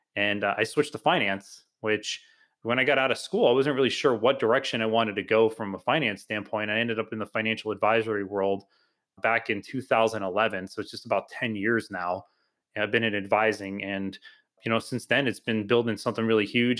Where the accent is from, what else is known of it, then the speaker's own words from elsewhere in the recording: Homosassa, Florida, United States; also born or lived in New Jersey; I grew up in a small town called Homosassa, Florida.